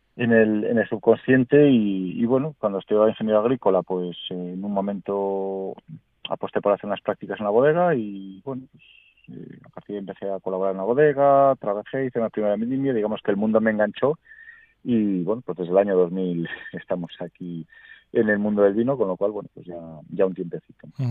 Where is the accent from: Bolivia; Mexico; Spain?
Spain; Valladolid, Castile and León; soy originario de Valladolid, la vez he vivido toda la vida aquí